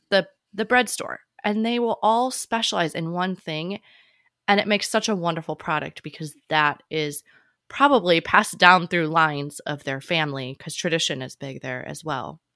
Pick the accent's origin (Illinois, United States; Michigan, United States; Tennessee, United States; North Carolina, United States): Illinois, United States; Chicago; moved away as an adult; also born or lived in Hawaii / Virginia Beach / Seattle / Sicily; growing up in Chicago